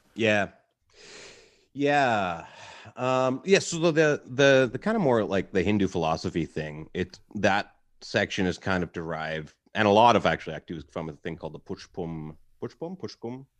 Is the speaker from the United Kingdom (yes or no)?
no; Halifax, Nova Scotia, Canada; I grew up in Halifax